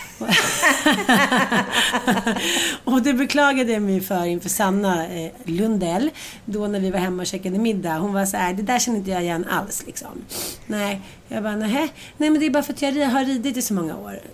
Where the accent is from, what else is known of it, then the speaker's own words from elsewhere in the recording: Sweden; för oss svenskar